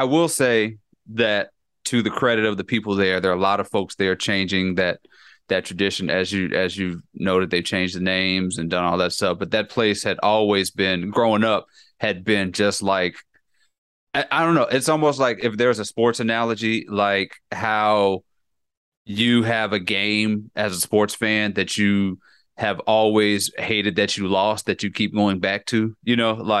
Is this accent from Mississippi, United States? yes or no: yes; Mississippi, United States; also born or lived in Louisiana; I was born in Louisiana, you know, raised in Mississippi.